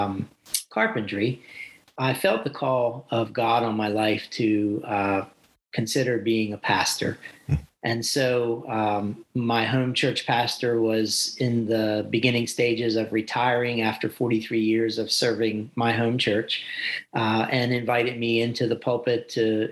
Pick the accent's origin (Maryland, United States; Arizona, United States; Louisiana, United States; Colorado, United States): Maryland, United States; Talbot County; also born or lived in Salisbury, Maryland; I grew up in Talbot County, Maryland, on a large family farm